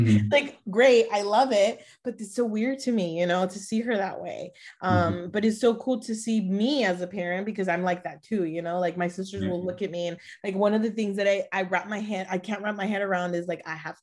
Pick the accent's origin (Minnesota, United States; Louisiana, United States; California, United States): California, United States; Los Angeles; also born or lived in Mexico; now in San Antonio, United States; we were raised in Los Angeles